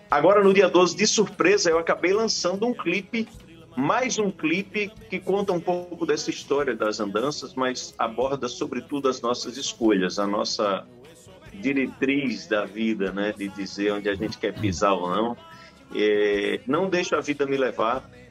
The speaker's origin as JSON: {"language": "Portuguese", "town": "Riachão do Jacuípe", "region": "Bahia", "country": "Brazil"}